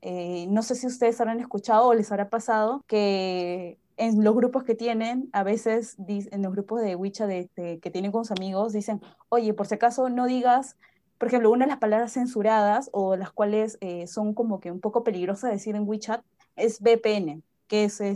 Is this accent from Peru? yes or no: yes; Peru; also born or lived in Beijing, China